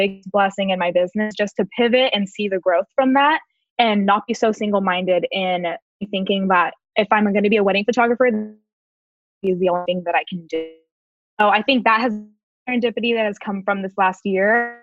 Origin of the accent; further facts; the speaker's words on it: Glendora, California, United States; I am from Southern California, born and raised in a small town called Glendora.